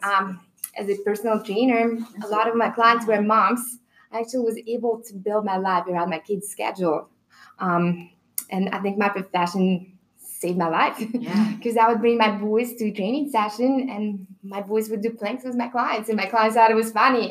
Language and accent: English; Belarus; English is a second language; moved away; I'm from Belarus